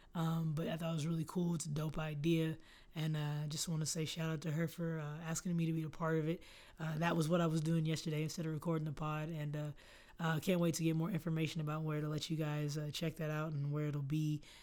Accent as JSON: {"language": "English", "town": "Austin", "region": "Texas", "country": "United States", "tie": "born or raised there", "said": "I'm from here"}